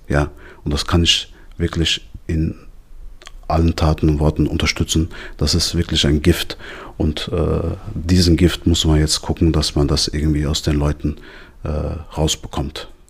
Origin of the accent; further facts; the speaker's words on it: Darmstadt, Hesse, Germany; ich bin gebürtiger Darmstädter, ich bin in Darmstadt aufgewachsen